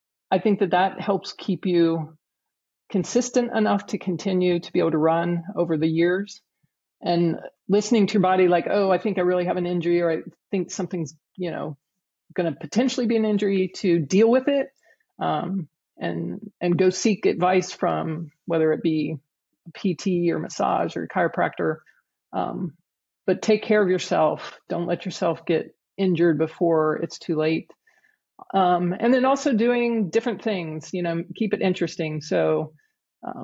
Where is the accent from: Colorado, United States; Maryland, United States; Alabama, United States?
Alabama, United States; Huntsville; my hometown